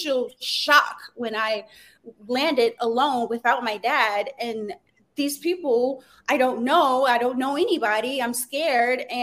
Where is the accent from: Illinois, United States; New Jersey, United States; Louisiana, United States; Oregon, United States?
Louisiana, United States; I'm from born and raised in Louisiana.